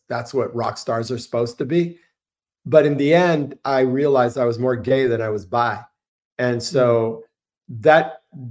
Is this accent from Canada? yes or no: no; Gainesville, Florida, United States; I was born in Gainesville, Florida.